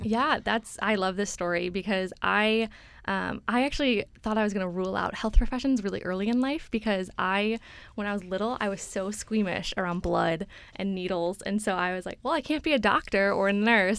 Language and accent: English; Chicago, Illinois, United States; moved away as an adult; now in Boston, United States; So I'm from Chicago